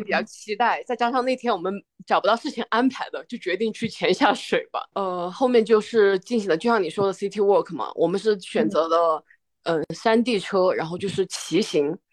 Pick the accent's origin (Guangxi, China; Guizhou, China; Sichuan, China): Guizhou, China; 作为一个贵州人，在贵州从来没有漂流过